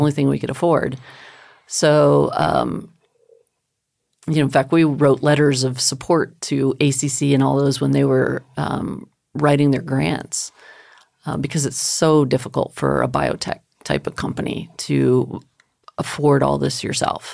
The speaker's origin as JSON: {"language": "English", "town": "El Paso", "region": "Texas", "country": "United States", "tie": "born or raised there", "said": "I grew up in El Paso"}